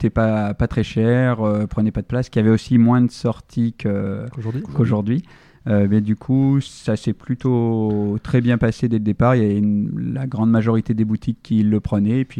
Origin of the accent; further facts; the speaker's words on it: Limoges, Nouvelle-Aquitaine, France; C'est Panazol. Moi, je suis pas Panazol, mais euh, je suis de Limoges.